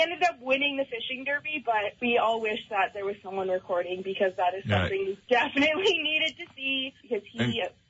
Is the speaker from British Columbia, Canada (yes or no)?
no; Northwest Territories, Canada; and we're from the Northwest Territories